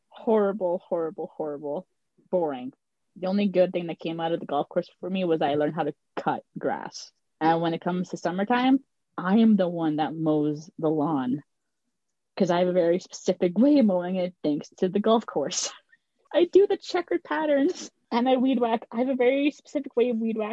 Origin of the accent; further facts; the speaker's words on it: Canada; I'm Canadian